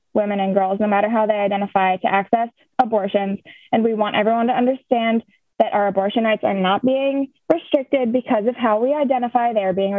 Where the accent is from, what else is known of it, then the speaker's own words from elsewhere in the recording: La Crosse, Wisconsin, United States; I'm from the La Crosse area of Wisconsin